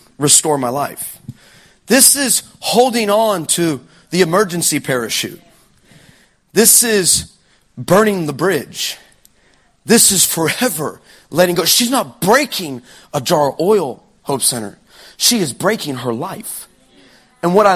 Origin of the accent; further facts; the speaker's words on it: Texas, United States; I'm from Texas. I'm in America.